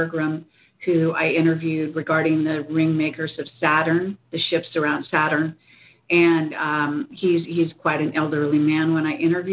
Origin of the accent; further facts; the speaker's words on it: Northern California, United States; also born or lived in Palo Alto, California; I grew up in Northern California